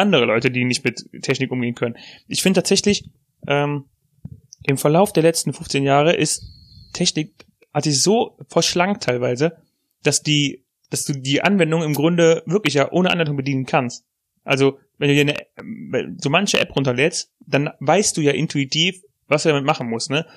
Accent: Germany; Als Deutscher

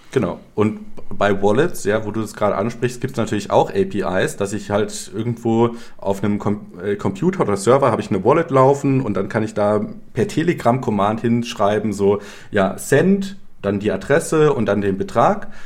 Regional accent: Germany; moved away as an adult; also born or lived in Ukraine; als Deutscher

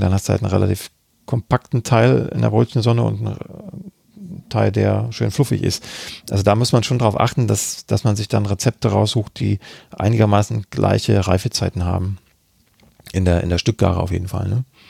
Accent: Freiberg, Saxony, Germany; Freiberg ist meine Heimatstadt, da bin mhm. ich geboren und habe dann auch da studiert.

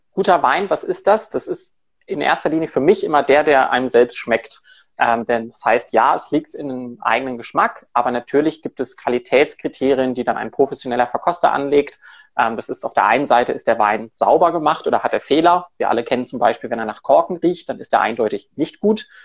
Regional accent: Cologne, North Rhine-Westphalia, Germany; moved away as an adult; now in Zurich, Switzerland; Ich komme ursprünglich aus Köln, habe dann in verschiedenen Ecken in Deutschland gearbeitet, im Rheingau und in Hamburg relativ lang und lebe seit vier Jahren in Zürich

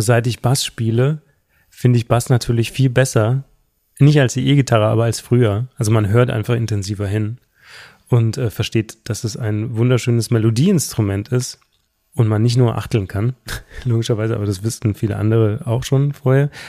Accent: Southern Germany, Germany; ich komme aus Süddeutschland

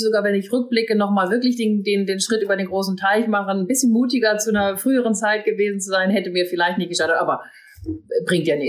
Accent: Northern Germany, Germany; now in Hamburg, Germany; Und ich komme dann auch noch aus dem Norden gebürtig

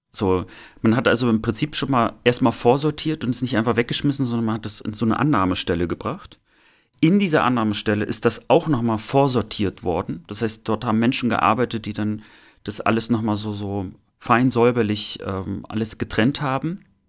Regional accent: East Germany, Germany; mit uns sozusagen aufgewachsen sind im Osten

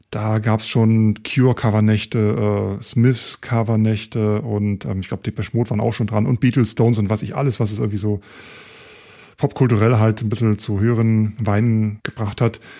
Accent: Hamburg, Germany; Muss man jetzt als Hamburger nicht unbedingt alles äh, wissen.

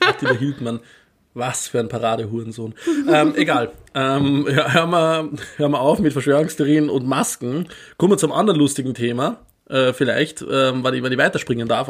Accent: Austria; Bei uns in Österreich

